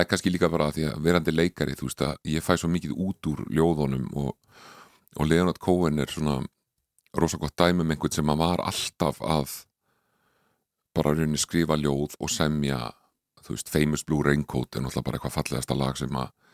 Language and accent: Icelandic; Reykjavík, Capital Region, Iceland; also born or lived in Connecticut, United States; ólst ég upp í breyðhaldi.